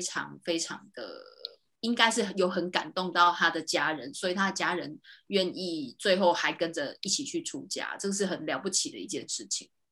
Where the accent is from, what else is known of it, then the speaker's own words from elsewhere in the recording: Yilan, Yilan County, Taiwan; moved away; also born or lived in Taipei, Taiwan; 我是从宜兰出生的小孩，那那个是嗯。比较没有那么都市化的地方，就是我小时候。后来到了台北来求学呀